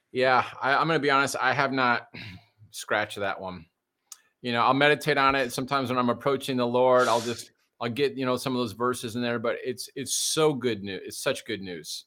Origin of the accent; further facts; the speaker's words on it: Detroit, Michigan, United States; I grew up in Detroit. Well, it was a white suburb of Detroit